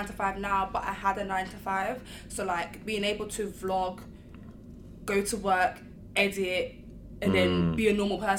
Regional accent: London, United Kingdom; I grew up in Broadwater Farm my whole life

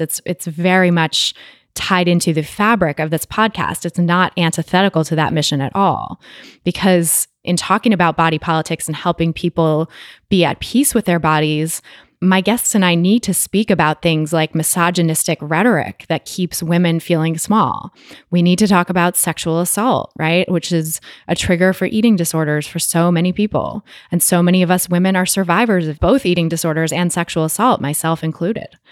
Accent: Bay Area, California, United States; my hometown of the Bay Area, California

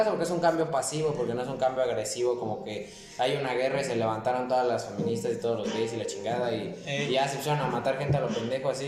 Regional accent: Mexico; pues soy mexicano.

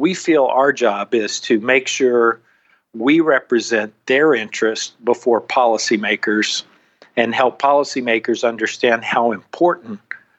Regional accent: Arkansas, United States; moved away as an adult; now in Washington, D.C., United States; my home state of Arkansas.

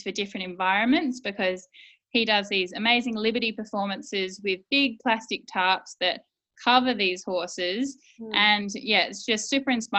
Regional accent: South Australia, Australia; I'm from South Australia

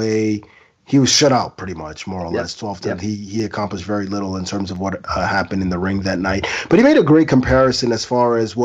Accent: Ghana; as a Ghanaian

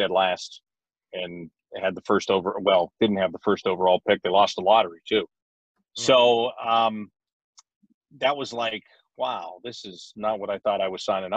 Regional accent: Pennsylvania, United States; moved away; also born or lived in Pittsburgh; I was born in Pittsburgh and grew up an hour outside of Pittsburgh

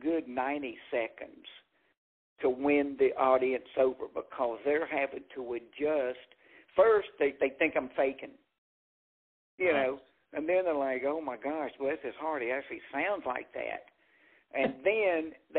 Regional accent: Jackson, Mississippi, United States; I grew up in Jackson, Mississippi

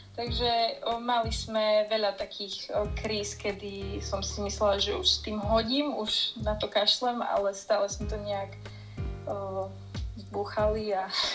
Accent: Hrabovec, Slovakia; keď som mala 14, tak vlastne uh, sa zakladal nový ženský tím u nás v Rabovci

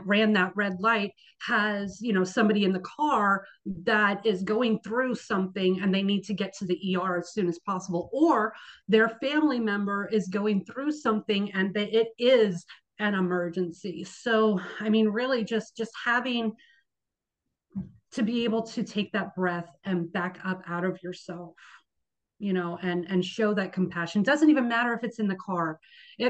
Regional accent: Bay Area, California, United States; moved away as an adult; now in Seattle, United States; I actually born and raised in the Bay Area, California.

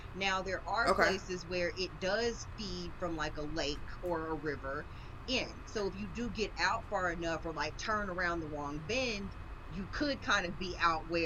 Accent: East Texas, United States; I'm from the South, and so, like, East Texas

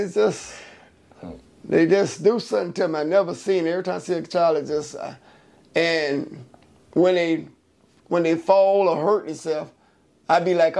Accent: Leesburg, Florida, United States; now in Gainesville, United States; when I was from Leesburg. That's where I'm originally from.

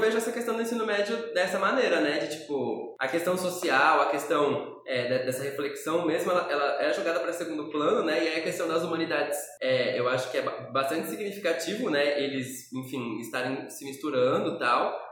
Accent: São Paulo, Brazil; eu sou paulistano

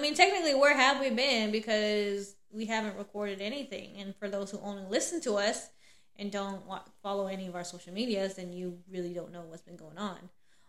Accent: Texas, United States; I'm from Laos. Well, my family's from Laos. I was born and raised in Texas. So I'm all Southern, okay? All of it. But yes, my family's from Laos.

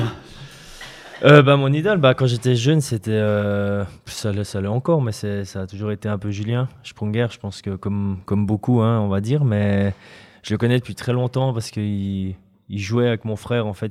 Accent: Fribourg, Switzerland; en tant que Fribourgeois

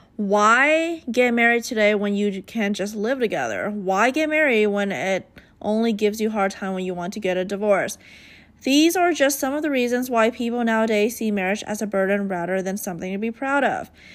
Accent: United States; I grew up in America, I feel like I have the American mindset in mind.

